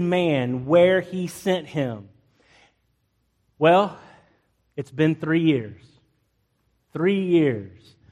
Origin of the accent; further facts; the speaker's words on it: United States; I'm an American through and through